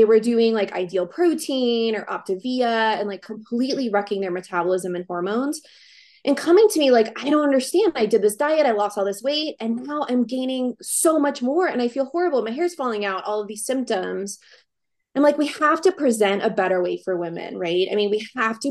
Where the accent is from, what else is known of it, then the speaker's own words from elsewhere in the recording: Covington, Louisiana, United States; moved away as an adult; also born or lived in New Orleans, Louisiana / Baton Rouge, Louisiana / Austin, Texas; now in Steamboat Springs, United States; I am from Covington, Louisiana.